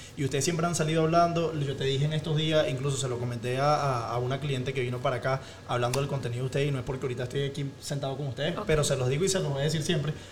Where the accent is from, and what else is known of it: Venezuela; moved away as an adult; also born or lived in Spain; now in Chicago, United States